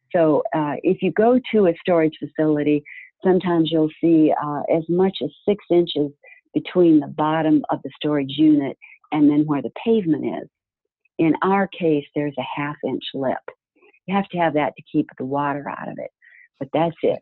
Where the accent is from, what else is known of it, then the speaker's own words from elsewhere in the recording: Florida, United States; I was from Florida